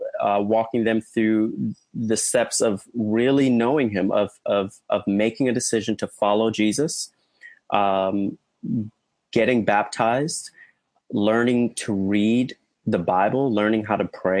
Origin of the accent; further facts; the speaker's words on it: Orlando, Florida, United States; moved away as an adult; also born or lived in Atlanta, Georgia / Columbus, Georgia; now in St. Petersburg, United States; I grew up in Orlando